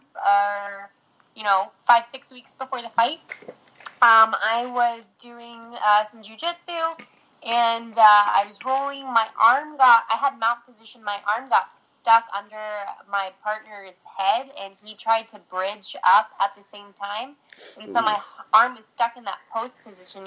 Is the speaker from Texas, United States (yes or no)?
no; California, United States; moved away as an adult; now in Michigan, United States; I ended up moving to Michigan. I'm from California. I moved to Michigan